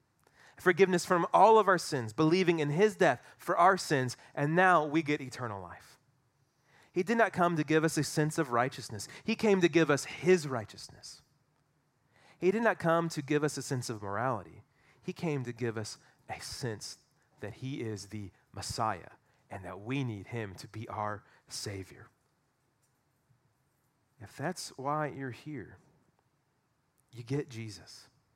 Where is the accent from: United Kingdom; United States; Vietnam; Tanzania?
United States; Southern United States; I'm white. Going to a mosque would be weird. I grew up in the Bible Belt. I had Christian parents.